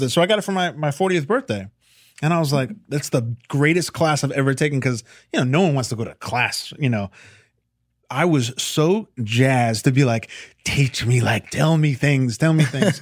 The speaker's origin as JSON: {"language": "English", "town": "Chappaqua", "region": "New York", "country": "United States", "also_born_or_lived": "Millwood, New York", "said": "I'm from Chappaqua, New York, Millwood, New York"}